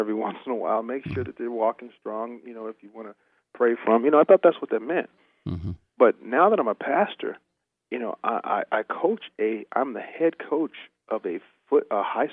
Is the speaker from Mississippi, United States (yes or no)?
no; California, United States; I'm from California